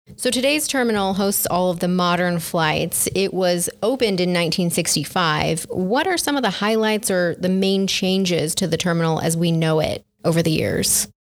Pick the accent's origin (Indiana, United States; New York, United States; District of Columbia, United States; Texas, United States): Texas, United States; now in New Mexico, United States; So I grew up mostly in Texas